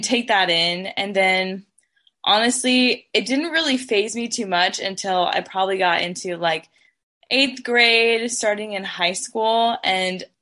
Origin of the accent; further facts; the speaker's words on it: North Platte, Nebraska, United States; I grew up in North Platte, Nebraska